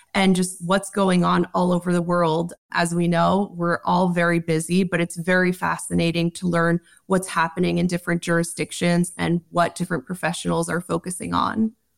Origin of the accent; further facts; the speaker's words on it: New York, United States; Growing up in New York, I remember in the early two thousands going into Manhattan